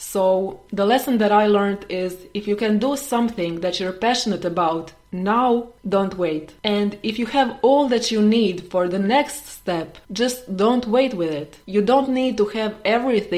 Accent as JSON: {"language": "English", "country": "Croatia", "said": "I am from Croatia."}